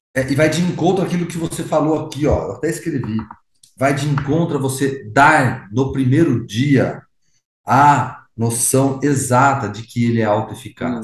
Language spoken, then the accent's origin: Portuguese; Brazil; Sou brasileiro